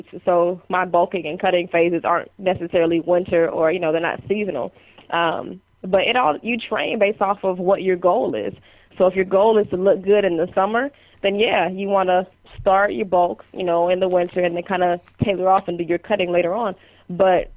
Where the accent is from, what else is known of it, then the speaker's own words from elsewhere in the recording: Ohio, United States; now in Baltimore, United States; I'm from Ohio, but I'm out in Baltimore, Maryland now